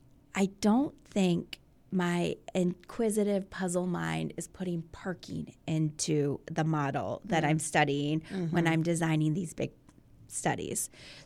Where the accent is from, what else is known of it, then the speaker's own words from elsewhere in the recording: Virginia Beach, Virginia, United States; moved away as an adult; I'm from Virginia Beach. I grew up here.